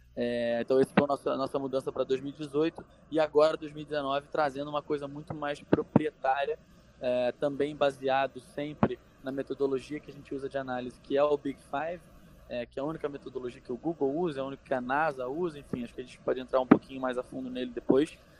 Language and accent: Portuguese; Rio de Janeiro, Brazil; moved away as an adult; now in São Paulo, Brazil; sou carioca, hoje moro aqui em São Paulo